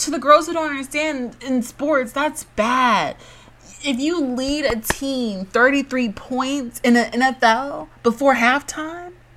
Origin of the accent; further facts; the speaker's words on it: Georgia, United States; I'm from Georgia